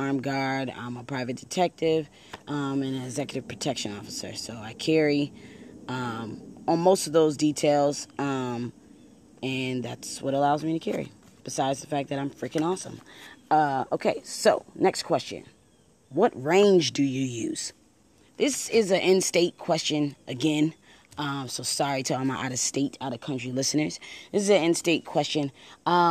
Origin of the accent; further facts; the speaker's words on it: Buffalo, New York, United States; now in Maryland, United States; I am originally from Buffalo, New York, so I have some connections there.